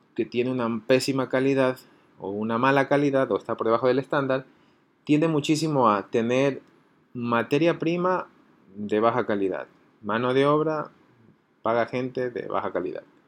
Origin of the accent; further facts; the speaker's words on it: Ecuador; así somos los ecuatorianos